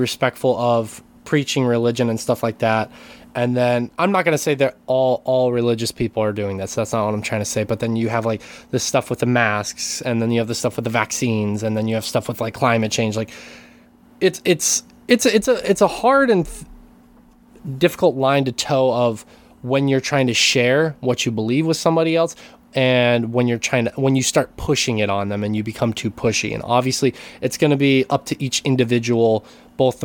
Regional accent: United States; now in Japan; I am an American living in Japan

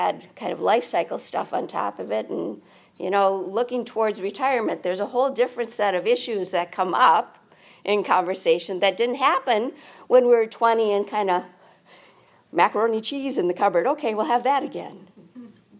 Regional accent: United States; We're American

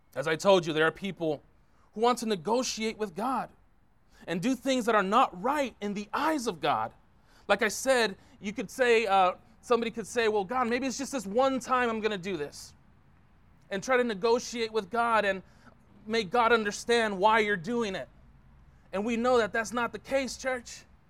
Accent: San Francisco, California, United States; now in Concord, United States; born and raised in San Francisco

